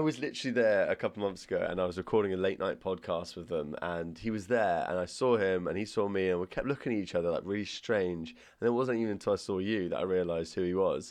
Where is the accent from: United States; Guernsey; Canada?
Guernsey; Alderney; moved away; growing up on Old Knee